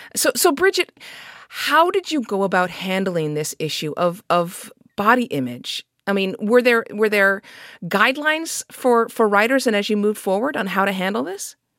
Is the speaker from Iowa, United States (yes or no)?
no; Los Angeles, California, United States; I grew up in Los Angeles